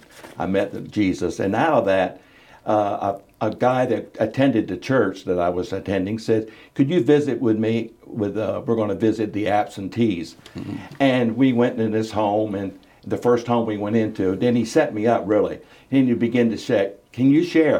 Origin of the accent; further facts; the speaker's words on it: Selbyville, Delaware, United States; moved away as an adult; also born or lived in South Carolina; I'm originally from Selbyville